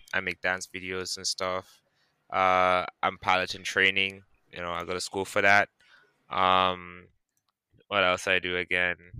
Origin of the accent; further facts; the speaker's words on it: Georgetown, Guyana; now in New York City, United States; I'm from Guyana originally, uh, Georgetown. You know, uh, that's the capital, okay. and uh, I live currently in New York City.